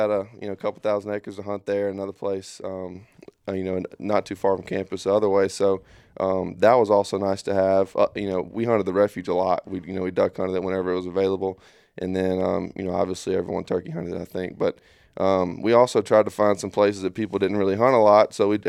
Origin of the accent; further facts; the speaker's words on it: Darby, Mississippi, United States; from Darby, Mississippi. It's like 20 minutes from Columbia, kind of. Yeah. It's just a little small farming community.